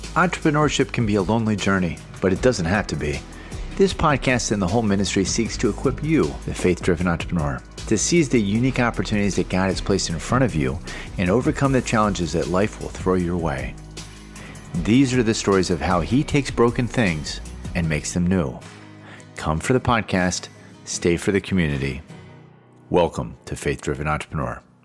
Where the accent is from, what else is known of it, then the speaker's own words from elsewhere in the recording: Bay Area, California, United States; Rusty, William, and I hail from the Bay Area.